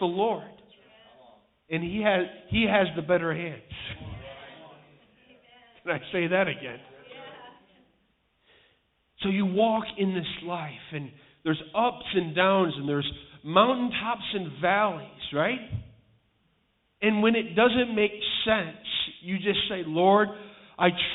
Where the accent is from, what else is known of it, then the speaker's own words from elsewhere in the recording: Chicago, Illinois, United States; moved away; also born or lived in New England; I'm from Chicago, Illinois